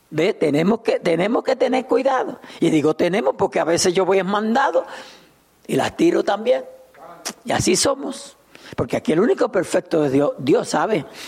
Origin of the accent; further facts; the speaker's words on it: Puerto Rico; now in Souderton, United States; Yo soy puertorriqueño